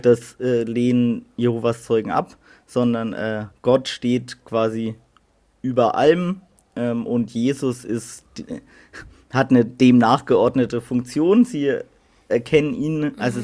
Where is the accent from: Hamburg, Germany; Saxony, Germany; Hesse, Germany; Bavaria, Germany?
Bavaria, Germany; Middle Franconia; wir kommen ja aus Mittelfranken